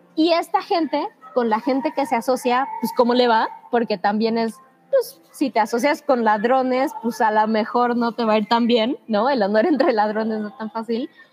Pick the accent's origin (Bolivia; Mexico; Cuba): Mexico; como mexicanos en nuestro caso